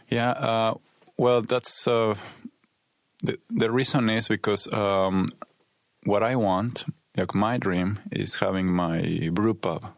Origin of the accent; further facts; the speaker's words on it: Mexico City, Mexico; moved away as an adult; also born or lived in Berlin, Germany; now in Sweden; I come from Mexico City.